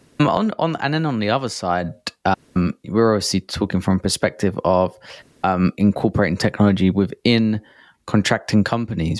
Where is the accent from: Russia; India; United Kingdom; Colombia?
United Kingdom; England; as an Englishman